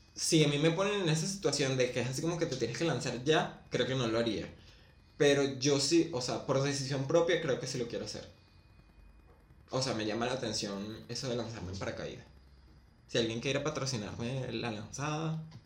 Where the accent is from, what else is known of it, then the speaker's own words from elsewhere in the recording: Venezuela; moved away as an adult; now in Argentina; salí de Venezuela